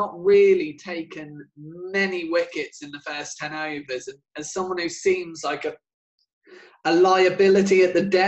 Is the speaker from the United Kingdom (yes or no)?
yes; England, United Kingdom; We're all English